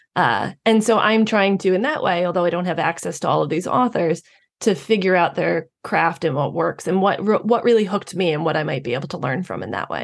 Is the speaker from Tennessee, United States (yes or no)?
no; New York, United States; I'm a New Yorker myself. I have always lived in New York